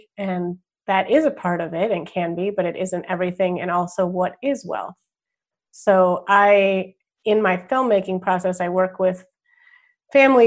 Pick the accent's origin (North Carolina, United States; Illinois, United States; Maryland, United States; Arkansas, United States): Illinois, United States; Wilmette; also born or lived in Evanston, Illinois; I was born in Evanston, Illinois, northwestern town, and moved to Wilmette, Illinois when I was 5